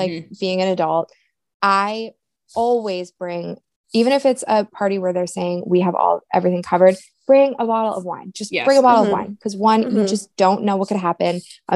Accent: Maine, United States; I'm from Maine.

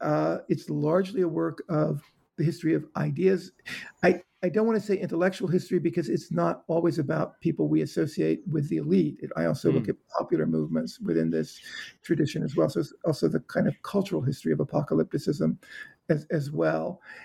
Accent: Georgia, United States; I grew up in South Georgia. I even remember seeing wave after wave of American fighter jets flying south into Florida during the Cuban Missile Crisis, right over the island I grew up on.

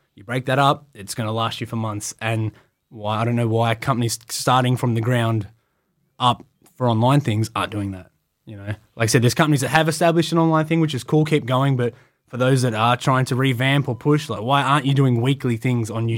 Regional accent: Australia; I'm from Australia.

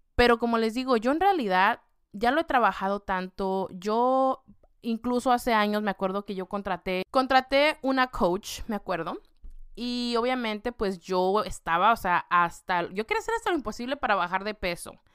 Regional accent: Mexico; con la comida que yo estoy acostumbrada, siendo mexicana

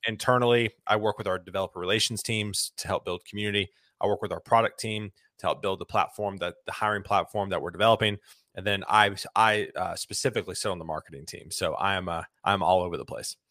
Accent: Lexington, South Carolina, United States; moved away as an adult; now in Nashville, United States; I grew up in South Carolina, Columbia, a small town outside of Columbia called Lexington

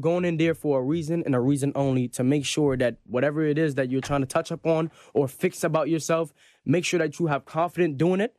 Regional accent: Jamaica; I'm Jamaican.

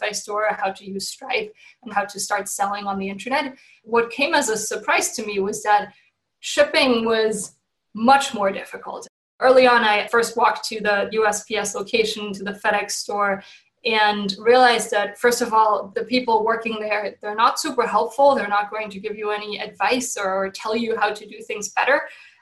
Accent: Germany; moved away as an adult; now in San Francisco, United States; I'm originally from Germany.

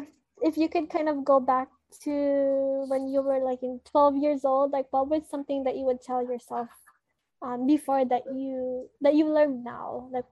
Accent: Ilocos Region, Philippines; growing up before, there wasn't really enough representation within pop culture when it comes to being Filipino and being Ilocano.

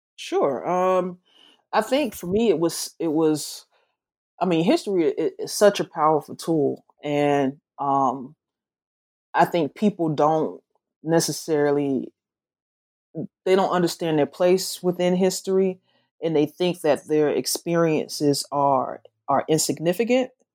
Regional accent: the South, United States; accent: Southern; my accent, though it's, it's Southern, it's not Memphis Southern.

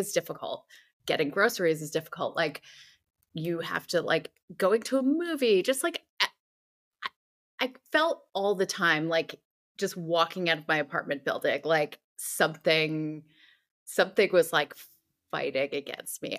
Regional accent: New Jersey, United States; moved away as an adult; also born or lived in New York City / San Francisco; now in Los Angeles, United States; I'm originally from New Jersey, um, shout out to the Garden State

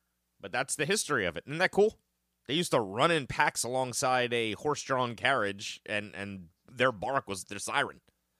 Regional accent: Livingston, New Jersey, United States; the Ritz Diner is where I grew up going in Livingston, New Jersey.

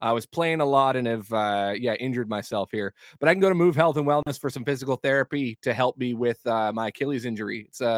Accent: Vancouver, British Columbia, Canada; I'm from Vancouver, BC.

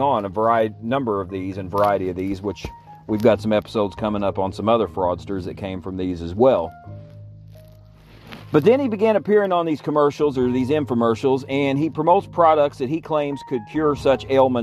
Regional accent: Illinois, United States; my home state of Illinois

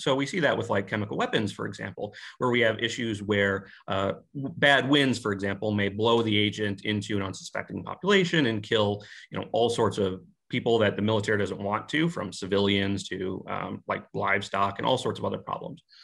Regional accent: United States; being an American

